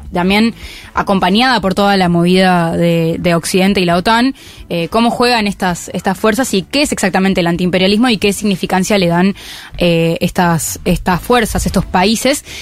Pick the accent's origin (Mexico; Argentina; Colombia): Argentina; Y yo soy argentina